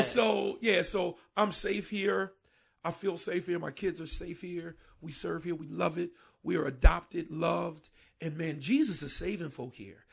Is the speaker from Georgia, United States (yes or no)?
no; Paterson, New Jersey, United States; now in Camden, United States; I'm from Patterson, which is like Camden North